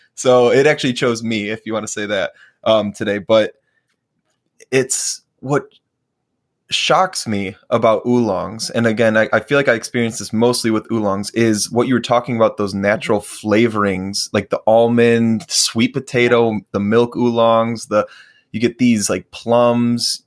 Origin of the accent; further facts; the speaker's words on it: Chicago, Illinois, United States; now in Minneapolis, United States; I was born and raised in Chicago. So northwest suburbs